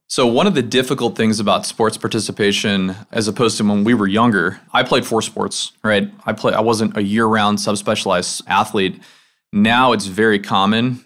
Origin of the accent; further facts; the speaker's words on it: outside Chicago, Illinois, United States; moved away as an adult; now in Memphis, United States; I'm from the Midwest. I grew up outside Chicago